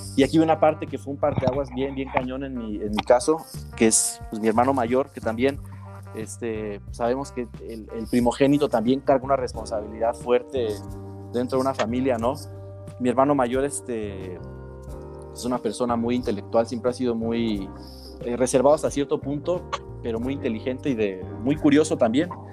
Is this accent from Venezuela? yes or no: no; Uruapan, Michoacán, Mexico; moved away as an adult; also born or lived in Playa del Carmen / Guadalajara; estuve en Uruapan, de donde soy